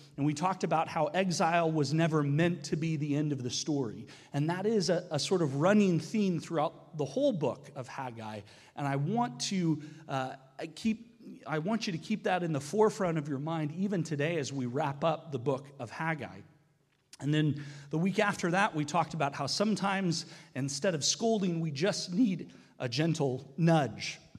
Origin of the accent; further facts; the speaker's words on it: United States; now in Canada; as an American